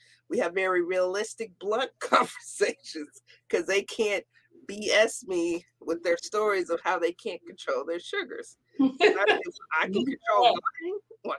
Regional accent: the South, United States; And then also being a Southerner, I bring a different twist coming to the North

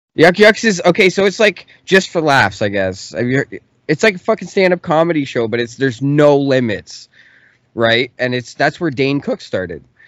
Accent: Canada; I'm from Canada

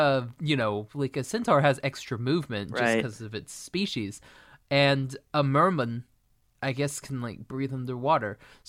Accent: Maine, United States; I'm from Maine.

